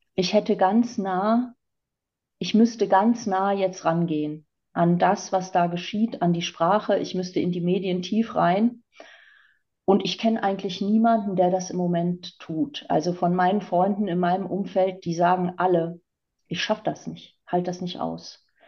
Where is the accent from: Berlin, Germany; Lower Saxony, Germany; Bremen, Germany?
Lower Saxony, Germany; East Frisia; ganz ähm, stark an meiner Scholle klebe als Ostfriesin